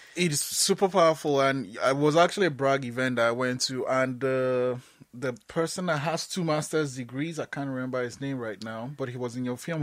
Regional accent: Nigeria; now in Canada; I'm Nigerian, right? And I moved to Canada

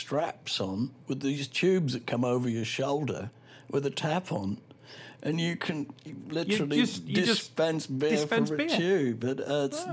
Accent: United Kingdom; speaking as a Brit

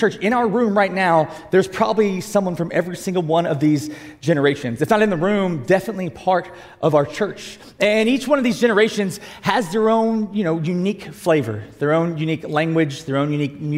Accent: South Georgia, United States; I'm from South Georgia where it's just hot all the time

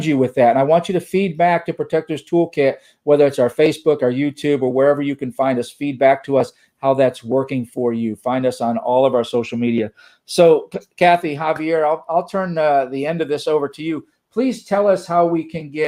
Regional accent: East Coast, United States; now in Texas, United States; I grew up on the East Coast. I am in the United States of Texas now

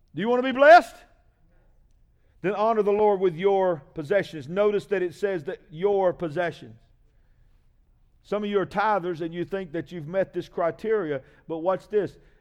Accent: United States; I'm an American

